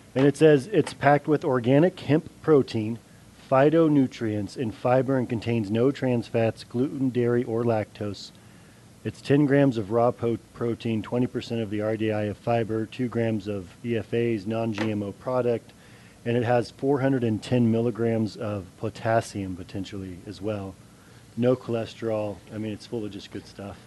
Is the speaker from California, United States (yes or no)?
yes; Santa Cruz, California, United States; growing up in Santa Cruz